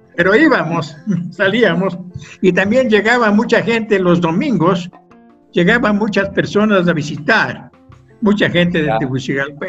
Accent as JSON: {"language": "Spanish", "town": "Quito", "region": "Pichincha", "country": "Ecuador", "tie": "born or raised there", "moved": "yes", "said": "Yo nací en Quito el año 1938 hace muchísimos años"}